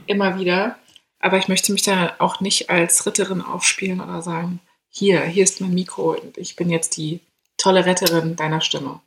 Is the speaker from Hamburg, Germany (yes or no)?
no; Berlin, Germany; ich komme aus Berlin, Großstadt